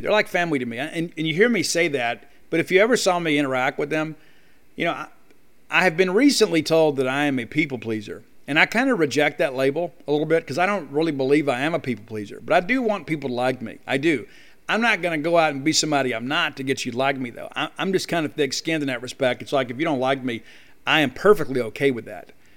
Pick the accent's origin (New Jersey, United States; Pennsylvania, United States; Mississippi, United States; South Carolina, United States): Mississippi, United States; moved away as an adult; I'm a Mississippi guy. Being back in my home state